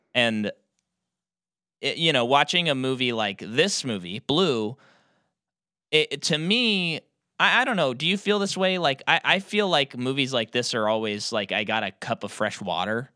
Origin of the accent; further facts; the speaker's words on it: United States; an American audience member